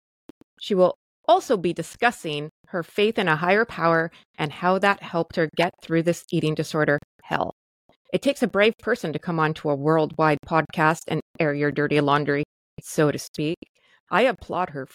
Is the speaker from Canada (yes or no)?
yes; Canada; nor am I an American. I am Canadian